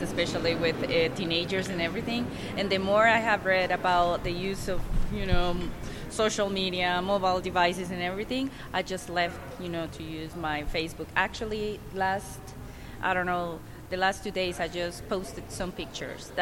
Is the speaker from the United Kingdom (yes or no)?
no; Costa Rica; moved away as an adult; now in United States; I am from Costa Rica.